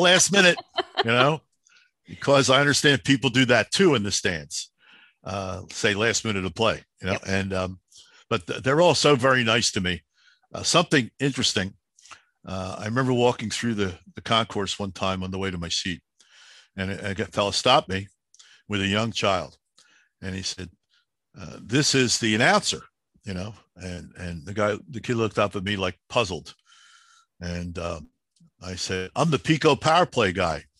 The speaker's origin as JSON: {"language": "English", "town": "Philadelphia", "region": "Pennsylvania", "country": "United States", "tie": "born or raised there", "said": "I'm the kid from Southwest Philly"}